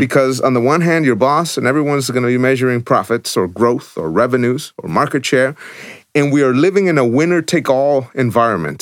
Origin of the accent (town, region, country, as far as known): El Salvador; born or raised there; moved away